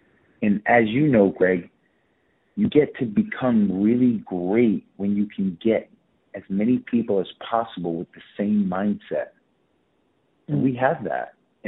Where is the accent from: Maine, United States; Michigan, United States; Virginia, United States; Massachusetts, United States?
Massachusetts, United States; Fall River; he made a film about my life from growing up in Fall River to the NFL and Miami and anatomy.